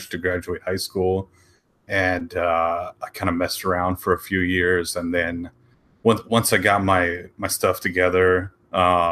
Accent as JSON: {"language": "English", "region": "West Coast", "country": "United States", "said": "I'm from the West Coast"}